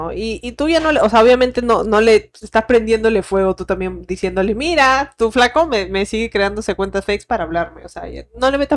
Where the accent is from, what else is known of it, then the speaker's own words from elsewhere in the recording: Venezuela; Él es de Ecuador, pero vivía en Suiza y yo soy venezolana.